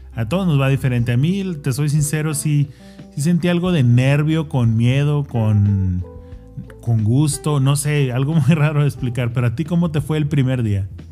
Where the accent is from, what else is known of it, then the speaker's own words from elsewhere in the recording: Mexico; now in United States; soy mexicano 100%, vivo acá, pero soy mexicano